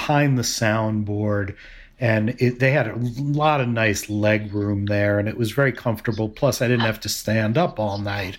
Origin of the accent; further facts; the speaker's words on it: New York, United States; moved away as an adult; now in Indianapolis, United States; I grew up in New York